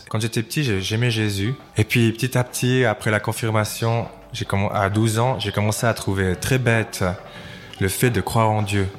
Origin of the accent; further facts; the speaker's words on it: Valais, Switzerland; je suis valaisan, j'étais très fier d'être valaisan